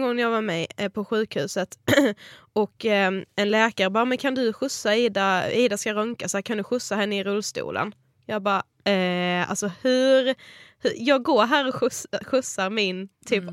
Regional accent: Karlshamn, Blekinge, Sweden; moved away as an adult; now in Stockholm, Sweden; vi kommer ju från Karlshamn, Blekinge

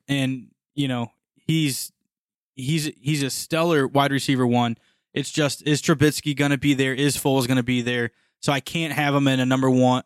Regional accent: Missouri, United States; we are from Missouri

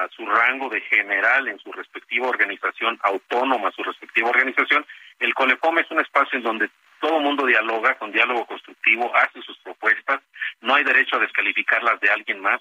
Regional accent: Mexico; now in United States; Somos tan mexicanas y tan mexicanos como quienes residen en territorio nacional

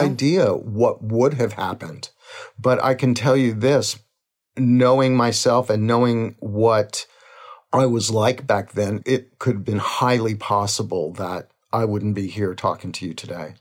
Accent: Crowley, Louisiana, United States; we were born in a little town called Crowley, Louisiana

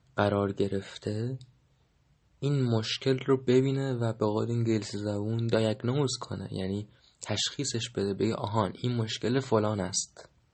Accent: Iran; من در ایران زمین زاده شدم و در ایران زمین 1300 و فلان زاده شدم

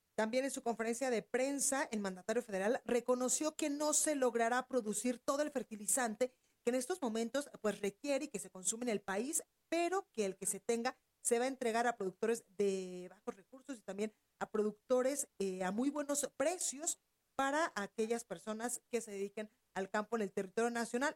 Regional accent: Guadalajara, Jalisco, Mexico; desde la Perla Tapatía, desde mi tierra

